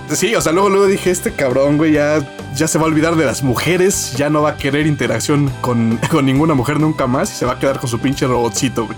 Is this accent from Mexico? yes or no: yes; Mexico; Como buen mexicano